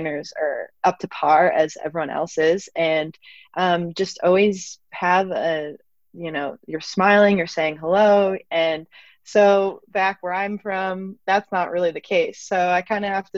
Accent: East Coast, United States; where I'm from is not rural. I'm from the East Coast.

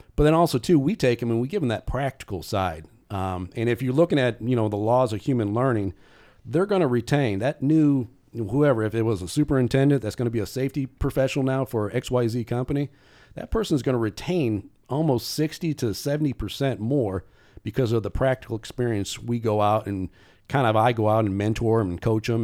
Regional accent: South Bend, Indiana, United States; moved away as an adult; also born or lived in Florida; now in Indianapolis, United States; I'm originally from South Bend, Indiana

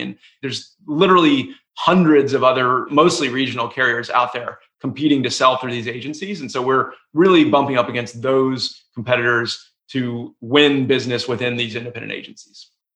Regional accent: Atlanta, Georgia, United States; moved away as an adult; also born or lived in Durham, North Carolina / Boston, Massachusetts; I grew up in Atlanta, Georgia.

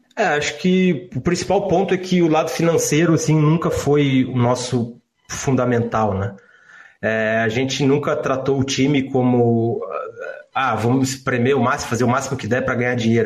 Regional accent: Rio Grande do Sul, Brazil; eu nasci no Rio Grande do Sul

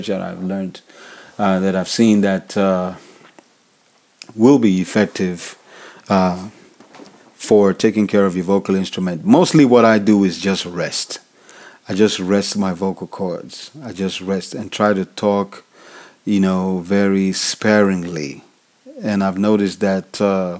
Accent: Nigeria; I'm African. I'm from Nigeria.

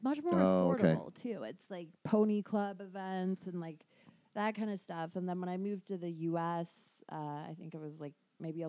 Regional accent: United Kingdom; Like in the UK, probably the first

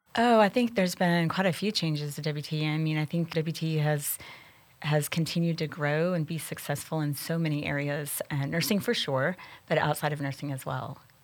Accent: Amarillo, Texas, United States; I grew up here in the Texas Panhandle

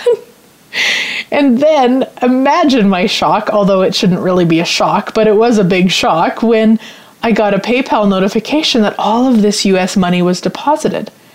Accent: Canada; I'm Canadian, in case you don't know. A lot of people assume I'm American, but I'm actually Canadian

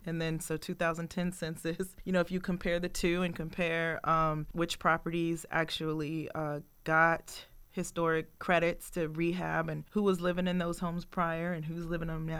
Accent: Richmond, Virginia, United States; I grew up in Richmond, Virginia, in the fourth district

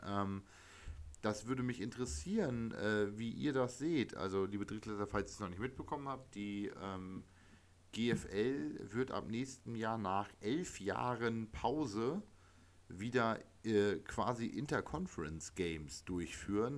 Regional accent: East Frisia, Lower Saxony, Germany; südlich von Oldenburg ist für mich eh alles Bayern als gebürtiger Ostfriese

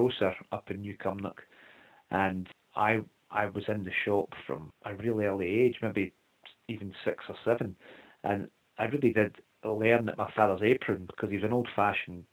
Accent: Scotland, United Kingdom; we are very lucky to be born in Scotland

